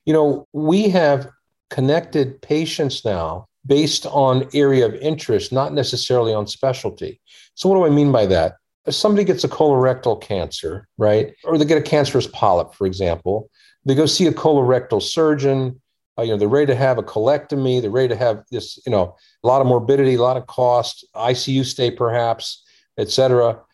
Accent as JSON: {"language": "English", "town": "Washington", "region": "District of Columbia", "country": "United States", "tie": "born or raised there", "also_born_or_lived": "India", "said": "we grew up in the Washington, D.C. area"}